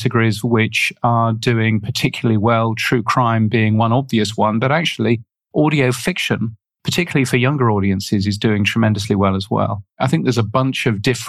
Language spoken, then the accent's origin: English; United Kingdom; accent: British; now in Australia; You can tell from my aloof British accent that I am British. I live in Australia